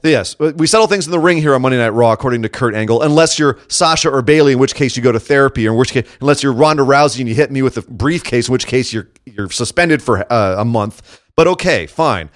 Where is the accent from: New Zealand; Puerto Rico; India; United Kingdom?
United Kingdom; Scot, Scotland; as a Scot myself